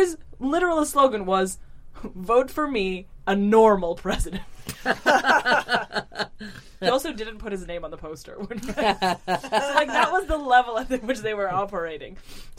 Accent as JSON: {"language": "English", "region": "Saint Petersburg", "country": "Russia", "tie": "born there", "also_born_or_lived": "Moscow / United States", "second_language": "English", "moved": "yes", "said": "I was born in Russia. I was born in St. Petersburg, and then I moved to Moscow, and then I moved here, and then I moved to the US, and now I'm back here."}